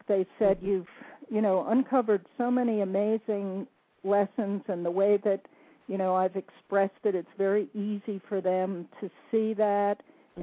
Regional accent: New Jersey, United States; moved away as an adult; now in North Carolina, United States; a Jersey girl, born and raised in New Jersey, although I'm currently living in the mountains of North Carolina.

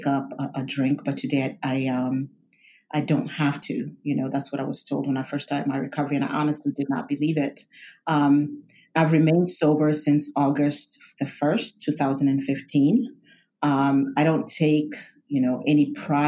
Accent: Kenya; moved away; I'm a first generation immigrant. I was born in Kenya.

